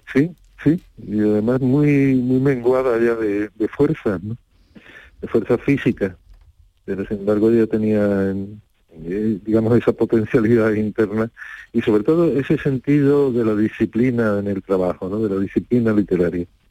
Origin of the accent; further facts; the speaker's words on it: Rota, Andalusia, Spain; a mí me enorgullece mucho que ellos eligieran mi pueblo como, como segunda casa